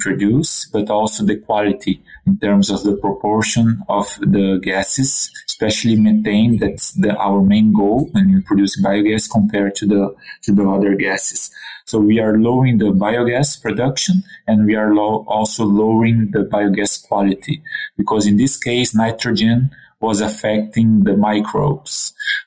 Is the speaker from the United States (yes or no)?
no; Brazil; moved away as an adult; also born or lived in Quebec City, Canada; now in Canada; I'm originally from Brazil, born and raised in a pig farm